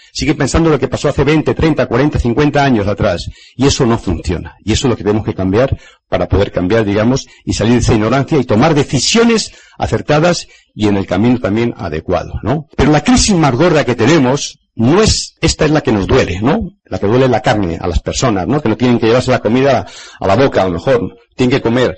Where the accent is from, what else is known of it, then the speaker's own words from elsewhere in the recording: Spain; en mi país España